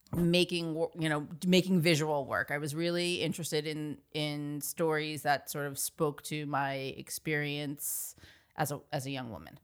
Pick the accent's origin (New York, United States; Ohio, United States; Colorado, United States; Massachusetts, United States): New York, United States; Dix Hills; I grew up on Long Island, suburb, suburban Long Island, town called Dix Hills